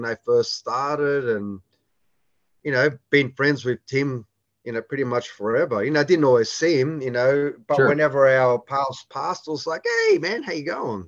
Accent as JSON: {"language": "English", "country": "Australia", "tie": "born or raised there", "said": "growing up in Australia"}